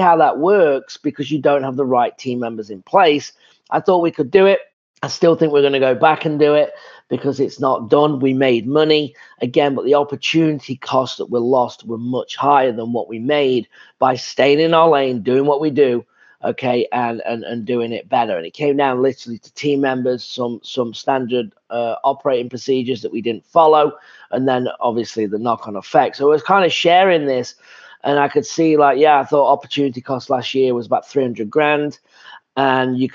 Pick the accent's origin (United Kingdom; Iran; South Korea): United Kingdom; England; moved away as an adult; I'm from England.